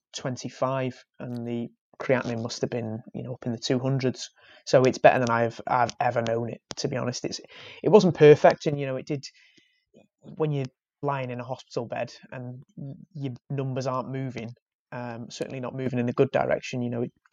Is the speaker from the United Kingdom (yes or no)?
yes; Wales, United Kingdom; I'm Welsh